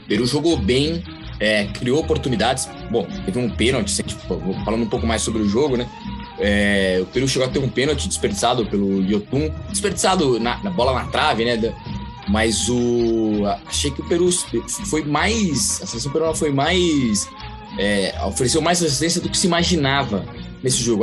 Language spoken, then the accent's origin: Portuguese; Brazil